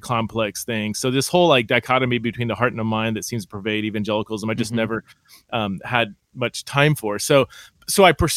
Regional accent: California, United States; now in Idaho, United States; I'm from California

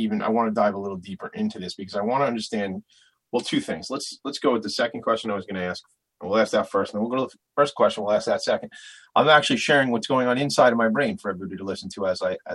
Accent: Long Island, New York, United States; this is my hometown

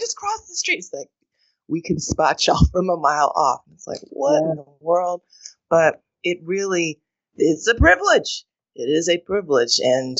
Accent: United States; when I leave the country, I am spotted as an American first, and that really changed so much of how I understood the power that, to your point, I had taken for granted, that just comes with, you know, being raised in this place.

